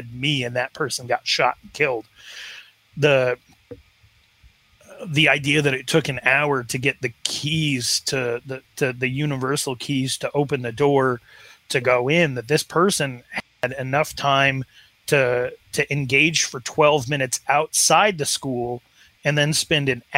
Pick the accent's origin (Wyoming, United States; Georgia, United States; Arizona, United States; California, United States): Wyoming, United States; In my Wyoming town of 16,000 people